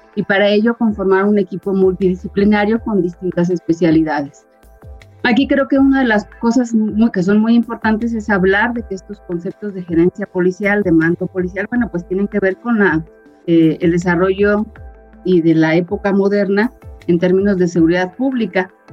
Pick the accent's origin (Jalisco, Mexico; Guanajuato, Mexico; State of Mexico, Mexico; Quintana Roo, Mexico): Guanajuato, Mexico; also born or lived in Mexico City; guanajuatense de corazón, prácticamente crecí en el estado de Guanajuato